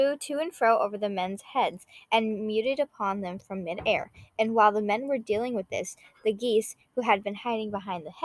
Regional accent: United States; we're American

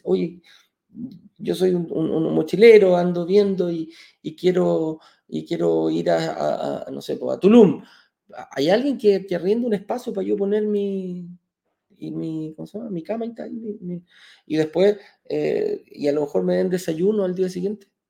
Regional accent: Chile; en Chile, en mi país

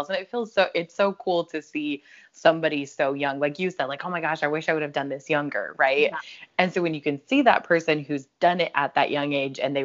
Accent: Colorado, United States; where I grew up in Colorado

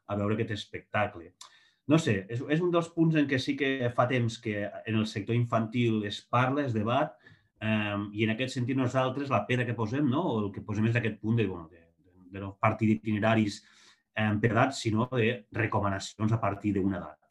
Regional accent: Lleida, Catalonia, Spain; soc de Lleida

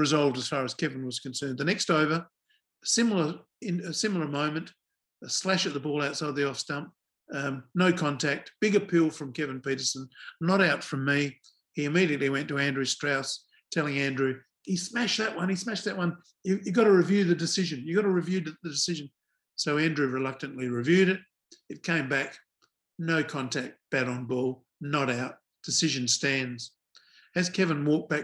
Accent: Adelaide, South Australia, Australia; I come from Adelaide, South Australia.

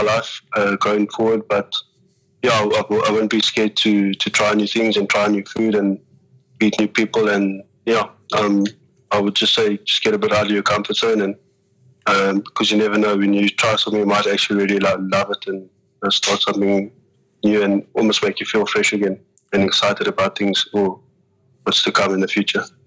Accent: Cape Town, Western Cape, South Africa; moved away as an adult; also born or lived in Ireland / Japan; I'm from Cape Town, so I think when you're from Cape Town, you actually have a mentality of uh, sometimes you don't want to leave there

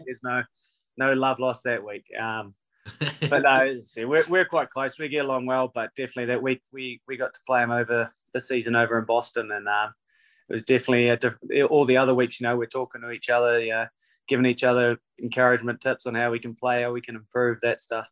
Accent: New Zealand; moved away as an adult; also born or lived in Canada; now in Seattle, United States; being a New Zealander

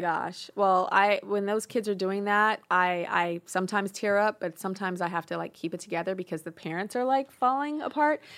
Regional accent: Inglewood, California, United States; I'm from Inglewood

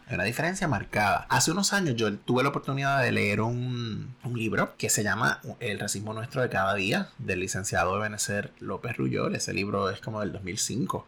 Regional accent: Puerto Rico; somos puertorriqueños

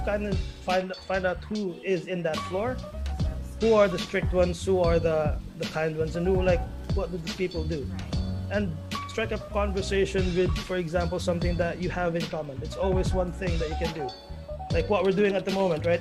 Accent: Philippines; moved away as an adult; now in United Arab Emirates; I'm Filipino

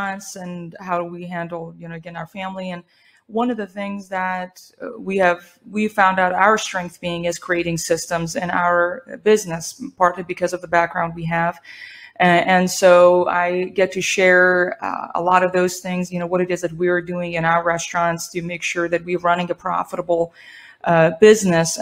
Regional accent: Iran; also born or lived in Spain / New Mexico, United States; now in United States; I was born and raised in Iran

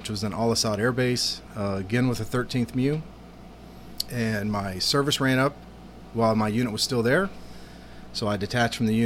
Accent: Montgomery County, Texas, United States; also born or lived in Hawaii / California; I grew up here in Montgomery County, off Rayford Road. I graduated from Oak Ridge High School.

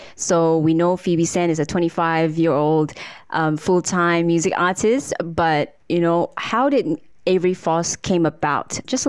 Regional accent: Kota Kinabalu, Sabah, Malaysia; born or raised there

